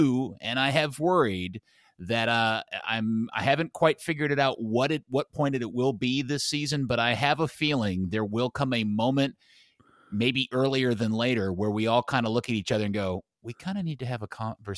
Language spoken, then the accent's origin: English; Texas, United States; Since I'm from Texas and I love me some Tex-Mex.